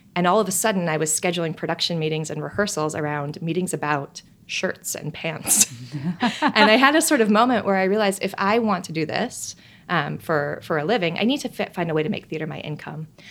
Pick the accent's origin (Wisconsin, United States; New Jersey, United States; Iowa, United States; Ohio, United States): Wisconsin, United States; Milwaukee; I grew up in Milwaukee, Wisconsin, just a suburb north of Milwaukee